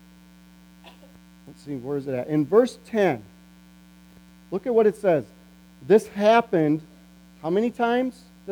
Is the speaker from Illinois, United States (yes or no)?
yes; Morrison, Illinois, United States; moved away; I grew up in Emmanuel Reformed Church. And it amazes me today, even when I go back to Emmanuel Reformed Church in Morrison, Illinois, how different it is from when I was a kid